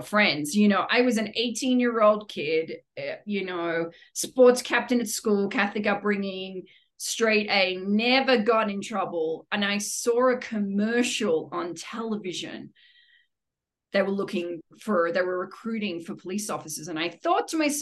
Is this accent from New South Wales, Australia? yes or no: yes; Sydney, New South Wales, Australia; moved away as an adult; now in Denver, United States; Sydney, Australia. Yes. I've been here for 21 glorious years in the United States, all in Denver, Colorado, but I hail from the place of beautiful beaches and chill people